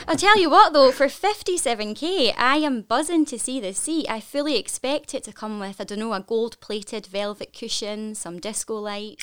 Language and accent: English; Scotland, United Kingdom; I am incredibly proud to be Scottish